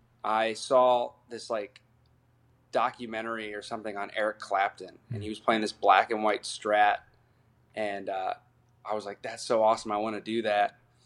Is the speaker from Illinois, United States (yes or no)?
no; Akron, Ohio, United States; Akron was cool simply because I saw, like, all the phases of it.